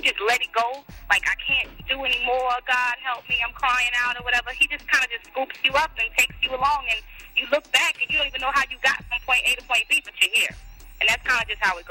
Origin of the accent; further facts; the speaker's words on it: New Orleans area, Louisiana, United States; we grew up in New Orleans, Louisiana, right outside of New Orleans in Canada, actually. We claim New Orleans because it's the closest city that everybody knows.